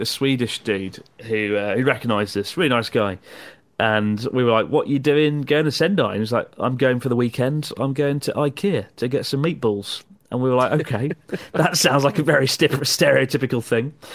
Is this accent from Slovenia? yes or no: no; United Kingdom; as a British person